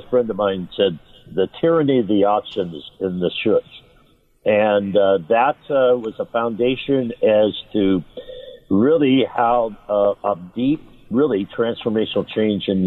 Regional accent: Los Angeles, California, United States; I grew up in East Los Angeles

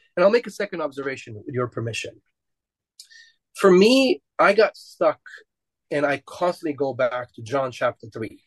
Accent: Romania; I'm Romanian and we come from the Romans.

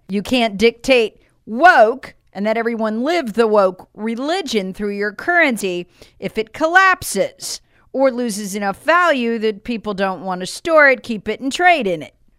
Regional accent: Charlotte, North Carolina, United States; came from my hometown of, of Charlotte.

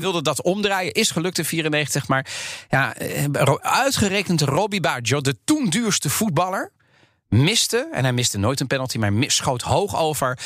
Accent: The Hague, South Holland, Netherlands; in mijn jeugd, opgegroeid in Den Haag, zoon van Italiaanse ouders

